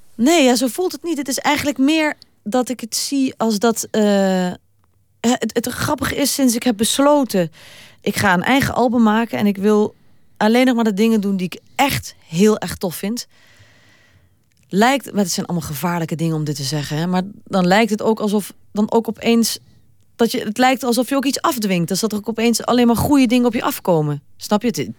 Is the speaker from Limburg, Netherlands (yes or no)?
yes; Limburg, Netherlands; ik ben wel Limburgse